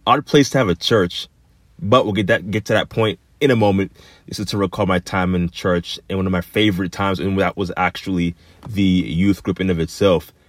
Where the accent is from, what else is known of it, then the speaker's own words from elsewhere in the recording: Florida, United States; growing up in Florida